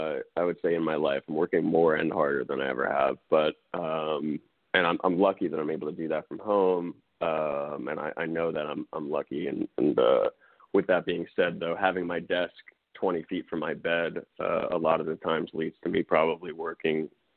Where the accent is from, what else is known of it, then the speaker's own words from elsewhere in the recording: Westchester, New York, United States; also born or lived in Queens; I grew up in a few places, but started in Queens, very quickly moved to Westchester, New York when I was like a month old.